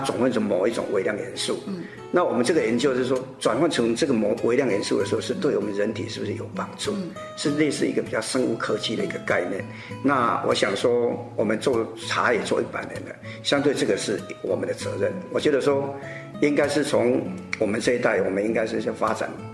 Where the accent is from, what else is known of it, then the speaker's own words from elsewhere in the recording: Mingjian, Nantou County, Taiwan; 我们那边是离日月潭很近，然后南投是一个观光景点